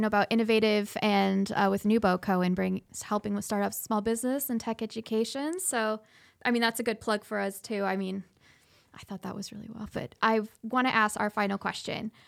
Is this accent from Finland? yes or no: no; Scotland, United Kingdom; now in Cedar Rapids, United States; I grew up, I was born in Scotland, and I, um, immigrated here and got my Oh my goodness, my citizen trip when I was, uh, sixteen.